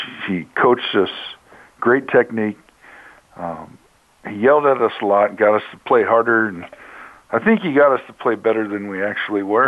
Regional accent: Billings, Montana, United States; everybody in my hometown in Billings, Montana got to see the games

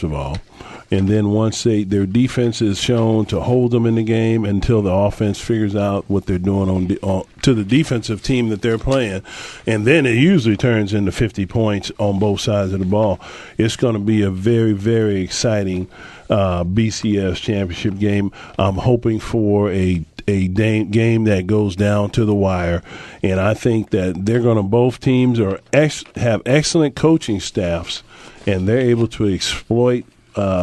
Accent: Pac-10, West Coast, United States; born and raised in the Pac-10, watching the West Coast football

